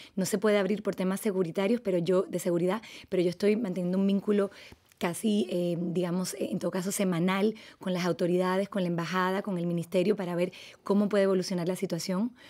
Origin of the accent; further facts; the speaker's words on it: Dominican Republic; moved away; also born or lived in France; yo soy franco-dominicano, o sea que yo también soy binacional eh, crecí en República Dominicana en una comunidad francesa